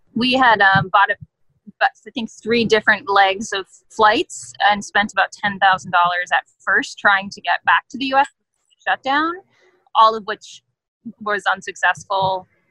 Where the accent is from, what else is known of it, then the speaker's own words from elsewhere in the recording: California, United States; we're from California. We live in the Bay Area.